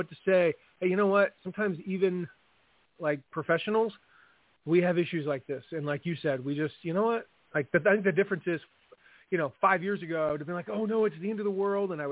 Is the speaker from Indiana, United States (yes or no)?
yes; Fort Wayne, Indiana, United States; I live in Fort Wayne, Indiana, which is, and tell people, you know, I say I'm from Fort Wayne, Indiana